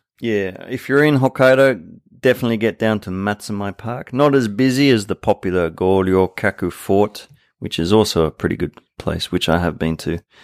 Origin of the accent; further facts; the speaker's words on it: Sydney, New South Wales, Australia; now in Japan; I'm from Sydney.